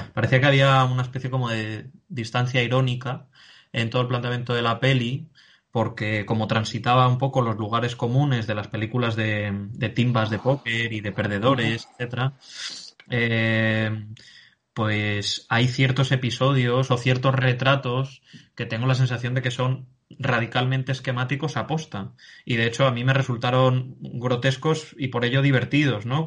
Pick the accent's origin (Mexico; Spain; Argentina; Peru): Spain; de quienes somos españoles